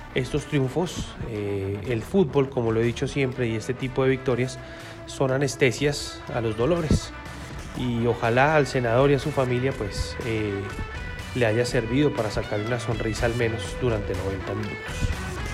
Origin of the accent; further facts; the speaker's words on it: Colombia; lo digo como colombiano